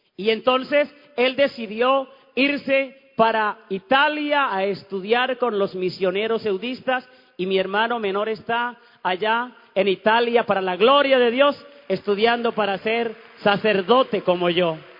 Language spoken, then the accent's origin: Spanish; Ocaña, Norte de Santander, Colombia; moved away; cuando fui a mi pueblo, allá en Ocaña, en Santander